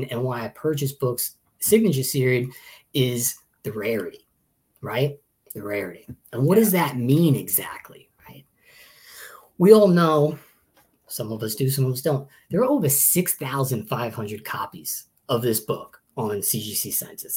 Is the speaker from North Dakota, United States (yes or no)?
no; Long Island, New York, United States; moved away; I'm originally from Long Island, New York.